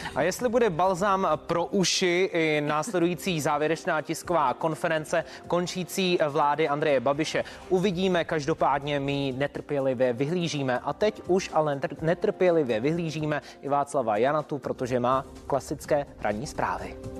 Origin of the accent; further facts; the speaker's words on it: Czechia; protože jsme Češi